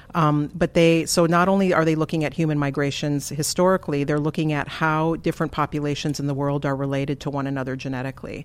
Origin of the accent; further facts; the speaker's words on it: Flandreau, South Dakota, United States; also born or lived in Twin Cities, Minnesota; I grew up in Flandreau, South Dakota